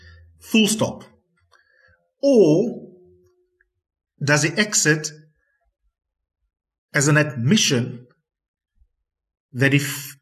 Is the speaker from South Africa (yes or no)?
yes; South Africa